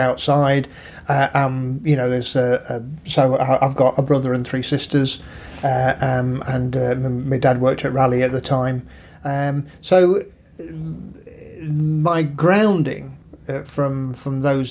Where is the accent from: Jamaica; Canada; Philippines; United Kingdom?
United Kingdom; Nottingham, East Midlands; moved away; also born or lived in Bilborough, Nottingham / Brighton; we were born in St Anne's, which is a slum district